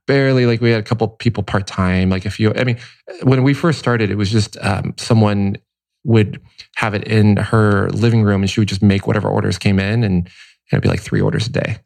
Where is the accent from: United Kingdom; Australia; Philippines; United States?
United States; Cincinnati, Ohio; also born or lived in Taipei, Taiwan; now in Los Angeles, United States; Taipei until seven, and then Cincinnati, Ohio after that.